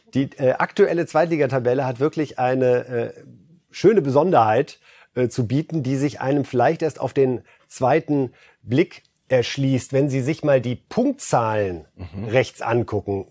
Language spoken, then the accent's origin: German; Germany; als Deutsche